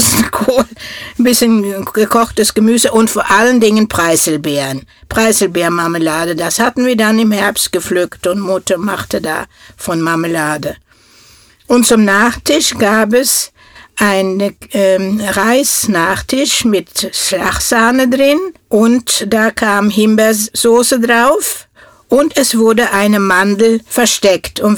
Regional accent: Norway; first language Norwegian; German is a second language; moved away as an adult; now in Germany; ich komme aus Norwegen und lebe hier in Deutschland seit

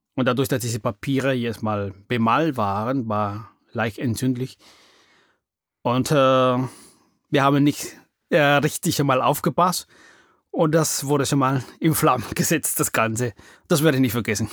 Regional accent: Peru; first language Spanish; German is a second language; moved away as an adult; now in Germany; Ich komme aus Peru. Ich bin 54 äh, Jahre alt und lebe in Deutschland seit 28 Jahren.

